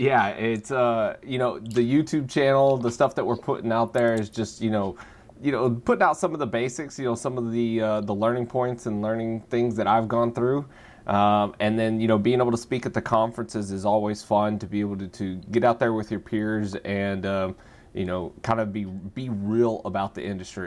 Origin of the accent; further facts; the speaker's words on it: Texas, United States; moved away as an adult; also born or lived in Australia; I grew up in Texas